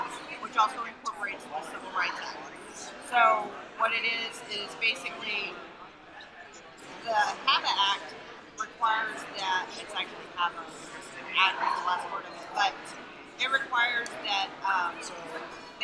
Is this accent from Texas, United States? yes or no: yes; Texas, United States; I'm from Texas